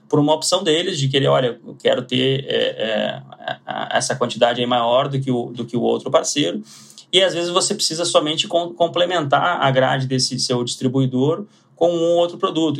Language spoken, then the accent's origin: Portuguese; Porto Alegre, Rio Grande do Sul, Brazil; moved away as an adult; now in São Paulo, Brazil; sou de Porto Alegre, sou gaúcho e é, morei grande parte da minha vida em Porto Alegre, então mantenho o sotaque